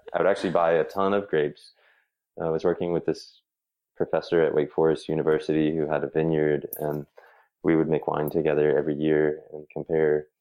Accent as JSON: {"language": "English", "town": "Raleigh", "region": "North Carolina", "country": "United States", "tie": "born or raised there", "also_born_or_lived": "Trenton, New Jersey", "said": "We moved to North Carolina when I was maybe a year old. So I've really spent all of my time in Raleigh and suburbs of Raleigh uh, when I was growing up"}